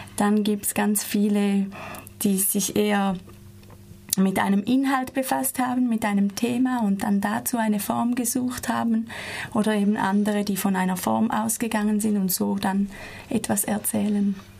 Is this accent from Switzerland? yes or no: yes; Switzerland; moved away as an adult; now in Freiburg, Germany; ich komme aus der Schweiz und bin hier seit zwei Jahren an der TIP-Ausbildung